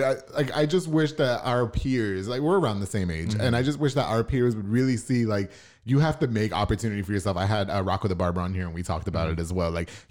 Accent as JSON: {"language": "English", "area": "Long Island", "region": "New York", "country": "United States", "moved": "yes", "lives_now": "Waco, United States", "said": "I'm from Long Island, so it's big city."}